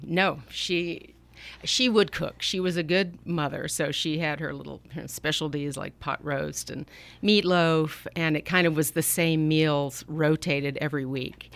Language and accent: English; Atlanta, Georgia, United States; now in Napa Valley, United States; I grew up in Atlanta, Georgia